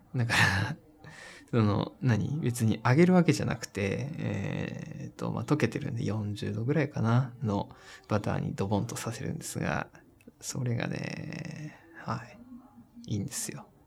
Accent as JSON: {"language": "Japanese", "town": "Koriyama", "region": "Fukushima", "country": "Japan", "tie": "born or raised there", "said": "私が住んでた福島の、あの、郡山というところで"}